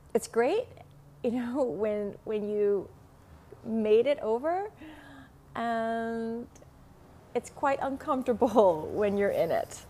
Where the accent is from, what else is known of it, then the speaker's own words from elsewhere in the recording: Vietnam; accent: Vietnamese; first language Vietnamese; English is a second language; now in Los Angeles, United States; English is not my first language